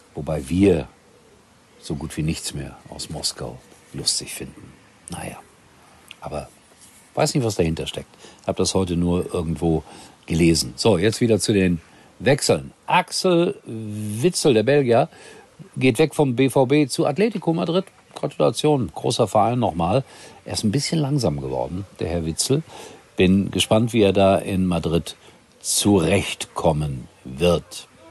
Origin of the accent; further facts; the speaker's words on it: Gelsenkirchen, North Rhine-Westphalia, Germany; aus Hessler, meinem ja, zweiten Heimatstadtteil aus Gelsenkirchen, aufgewachsen in Schalke, später, später dann in Hessler